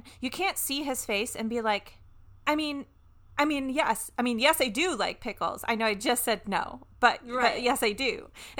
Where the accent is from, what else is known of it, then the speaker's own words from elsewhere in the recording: the South, United States; I'm from the South.